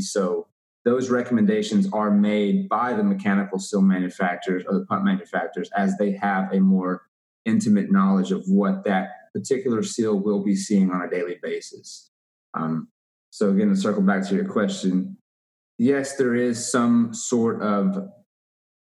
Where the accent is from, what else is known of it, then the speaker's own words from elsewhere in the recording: Waco, Texas, United States; I'm from Waco, Texas.